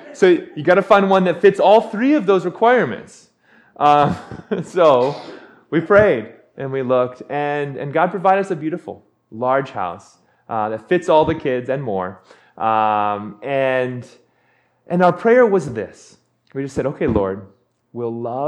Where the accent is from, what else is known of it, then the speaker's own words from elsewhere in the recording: Big Island, Hawaii, United States; moved away as an adult; now in Portland, United States; I'm from Hawaii. And she, we got married, and we moved back to my hometown on the Big Island